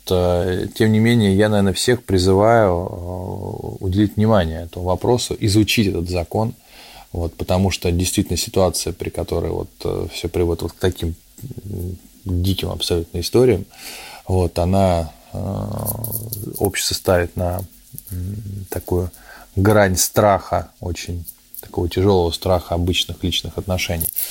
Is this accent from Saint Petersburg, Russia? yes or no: yes; Saint Petersburg, Russia; о родном городе, о том, что такое родиться в Петербурге